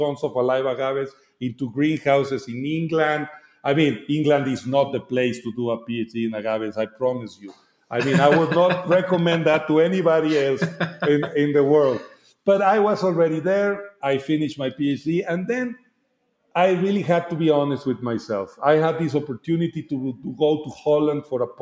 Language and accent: English; Guadalajara, Jalisco, Mexico; English is a second language; now in Mexico City, Mexico; I am from Guadalajara. I grew up having relatively close industry of agave.